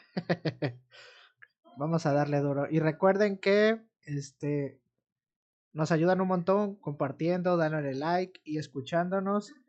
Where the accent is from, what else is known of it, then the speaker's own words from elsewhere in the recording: Amatlán de los Reyes, Veracruz, Mexico; also born or lived in Orizaba; Yo soy de Amatlán de los Reyes, pero eh, estoy trabajando en Minatitlán